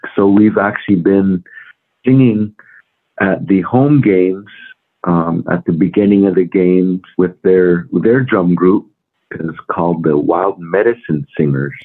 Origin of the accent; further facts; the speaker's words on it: Hopi Nation, northeast Arizona, United States; I grew up on the Hopi Nation, uh, northeast Arizona, about uh, 70 miles north of Winslow